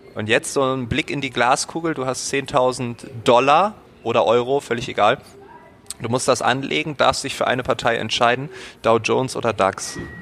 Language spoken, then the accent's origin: German; Germany; I'm from Germany